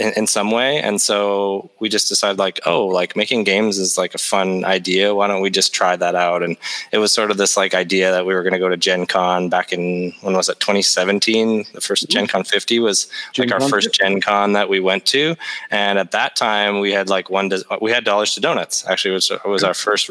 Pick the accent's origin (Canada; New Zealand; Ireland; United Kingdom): Canada; We're Canadian